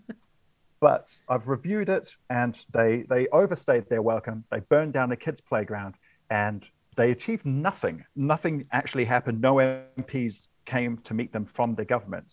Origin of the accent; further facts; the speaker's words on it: Wellington, New Zealand; moved away; I've just got back to my hometown of Wellington